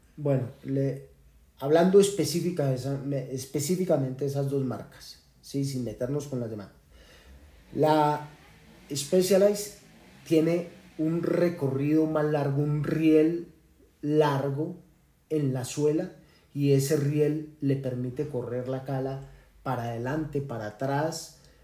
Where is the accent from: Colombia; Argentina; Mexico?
Colombia